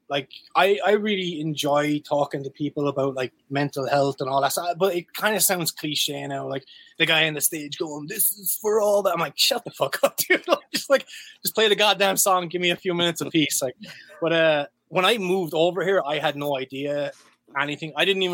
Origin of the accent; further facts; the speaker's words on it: Ireland; yeah, I'm Irish, I'm allowed to actually have a drink.